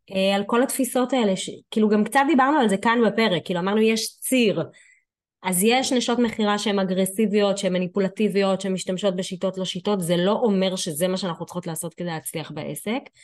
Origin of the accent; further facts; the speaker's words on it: Ashdod, Southern District, Israel; אני מאשדוד